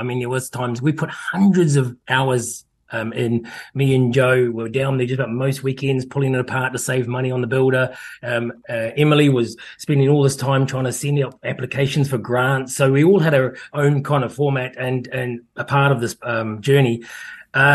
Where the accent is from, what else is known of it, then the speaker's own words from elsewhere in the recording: New Zealand; also born or lived in United Kingdom; now in Hampden, New Zealand; I've spent 30 years of my life overseas. I'm a Kiwi who's come home thanks to COVID.